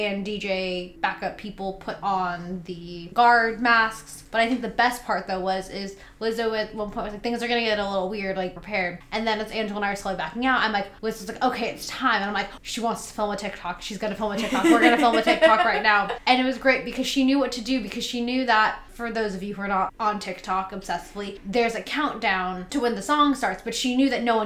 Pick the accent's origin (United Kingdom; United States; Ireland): United States; the Bay Area, California; me growing up in the Bay Area until I went to SoCal